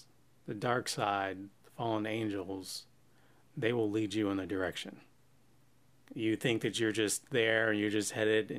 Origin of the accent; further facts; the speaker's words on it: United States; because we're from the United States.